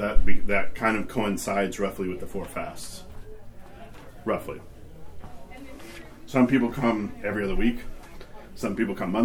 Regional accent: Arkansas, United States; being 9 years old in a pew in Arkansas

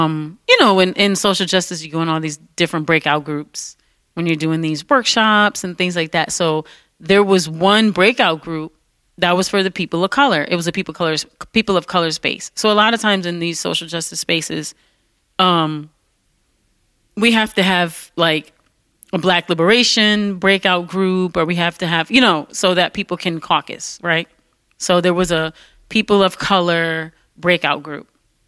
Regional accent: Detroit, Michigan, United States; And I was from Detroit.

